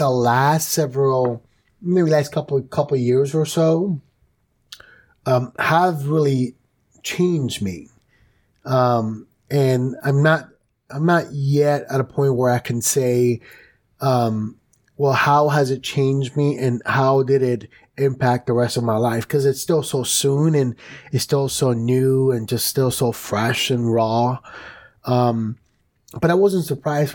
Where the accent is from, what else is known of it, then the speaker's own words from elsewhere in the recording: New York City, New York, United States; I grew up in New York City